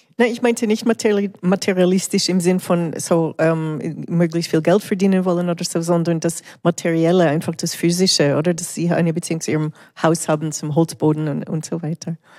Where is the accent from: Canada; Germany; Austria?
Canada; now in Switzerland; Ich bin ja in Kanada aufgewachsen